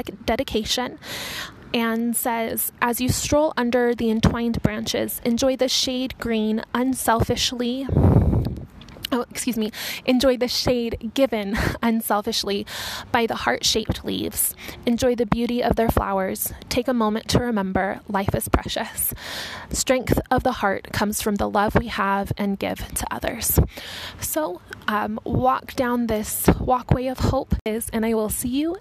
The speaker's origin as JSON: {"language": "English", "region": "Utah", "country": "United States", "tie": "born or raised there", "said": "someone who's lived in Utah for all her life"}